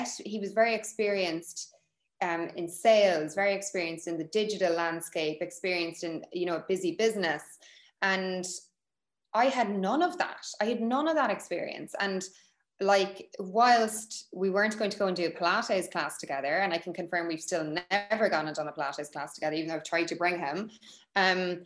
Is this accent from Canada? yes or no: no; Cork, Munster, Ireland; we're both from Cork